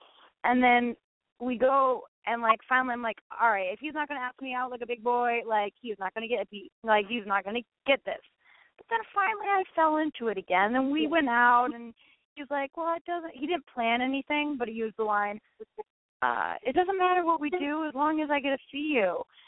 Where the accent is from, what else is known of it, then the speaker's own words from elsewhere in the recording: Iowa, United States; moved away as an adult; now in New York, United States; And so when I moved to New York from Iowa – 4 years ago, I dated a ton of jazz musicians.